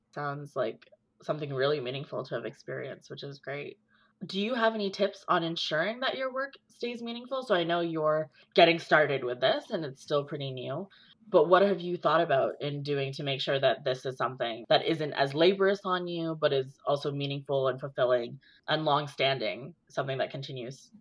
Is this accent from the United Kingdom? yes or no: no; Brampton, Ontario, Canada; I spent a little bit of time growing up in Brampton